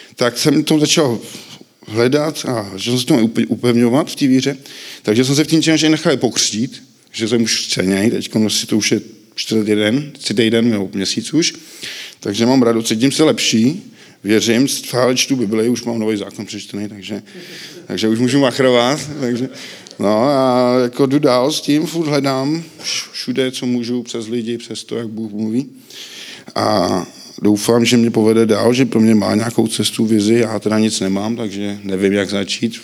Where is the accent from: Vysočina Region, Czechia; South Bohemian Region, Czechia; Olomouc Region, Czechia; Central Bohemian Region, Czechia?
Central Bohemian Region, Czechia; Příbram; narodil jsem se v Příbrami, mám sestru, Vyrůstal jsem s matkou